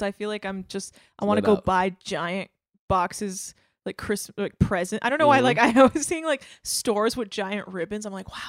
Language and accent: English; California, United States; Bay Area, okay. California.